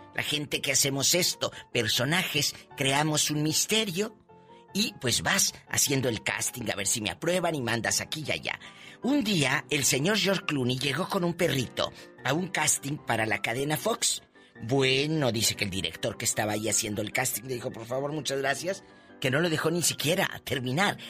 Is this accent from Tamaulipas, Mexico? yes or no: yes; Matamoros, Tamaulipas, Mexico; mi amiga y paisana de Matamoros, Tamaulipas